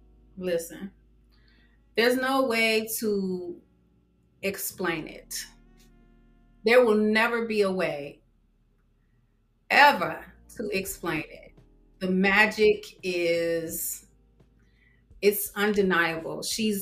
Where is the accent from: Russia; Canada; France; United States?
United States; Detroit, Michigan; accent: Detroit; Now, if I'm mad, you know, I have like my New York accent, but at that time it was very much Detroit.